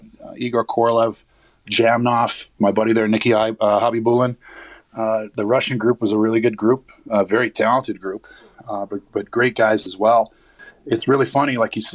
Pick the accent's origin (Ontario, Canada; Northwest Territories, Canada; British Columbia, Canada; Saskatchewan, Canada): Saskatchewan, Canada; moved away; I have family still in Winnipeg. I've been to Winnipeg more times probably as a kid than I was as a pro or anything else because I grew up in Saskatchewan and I have family on my father's side that still live there.